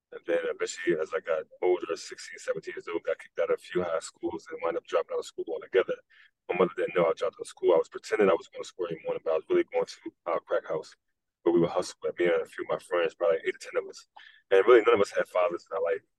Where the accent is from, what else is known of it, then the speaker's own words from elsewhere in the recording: Philadelphia, Pennsylvania, United States; also born or lived in North Carolina; moved to Philadelphia when I was probably six months, and we've been in Philadelphia ever since.